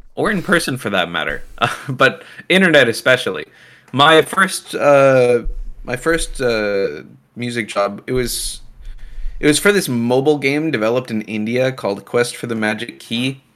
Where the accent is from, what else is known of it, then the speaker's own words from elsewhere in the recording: Canada; I'm Canadian